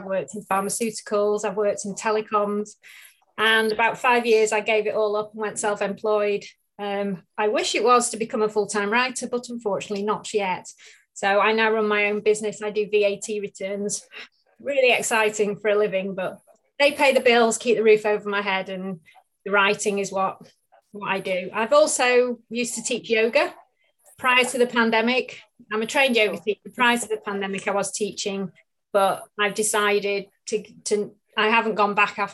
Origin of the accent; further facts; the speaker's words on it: Manchester, North West England, United Kingdom; moved away as an adult; also born or lived in Marlow; now in North Wales, United Kingdom; I grew up in Manchester, moving over to North Wales about in 2005 with work